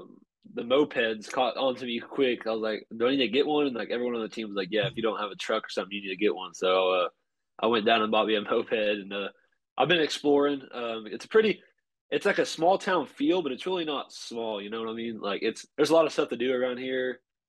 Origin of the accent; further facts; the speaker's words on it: Texas, United States; I'm from Texas.